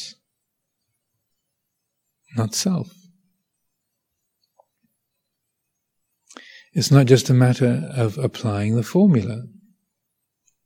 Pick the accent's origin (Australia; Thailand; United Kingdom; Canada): United Kingdom; I am British.